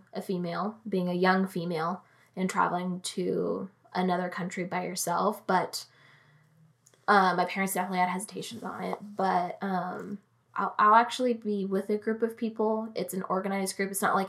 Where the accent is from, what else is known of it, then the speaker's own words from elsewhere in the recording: United States; Because as Americans, we're a little loud.